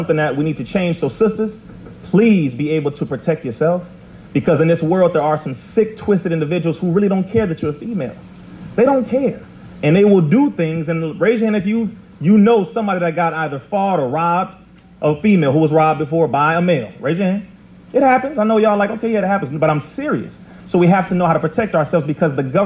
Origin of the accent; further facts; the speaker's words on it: Compton, California, United States; I'm from Compton, California